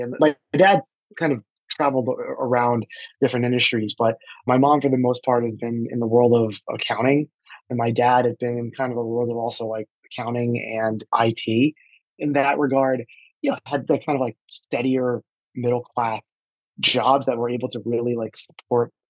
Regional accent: Sayreville, New Jersey, United States; also born or lived in Flushing, Queens, New York; while I was born in Queens, I was raised in New Jersey, a town called Sayreville

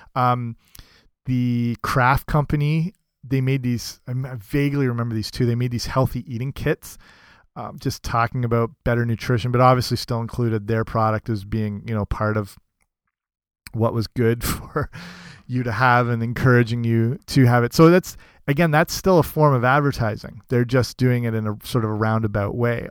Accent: Canada; as a kid

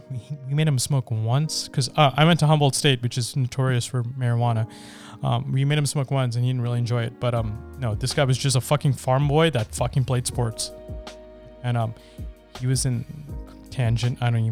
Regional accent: India; now in United States; I'm from India

